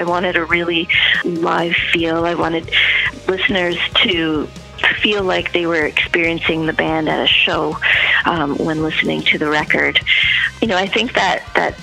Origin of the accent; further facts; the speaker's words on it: Toronto, Ontario, Canada; my hometown of Toronto, Canada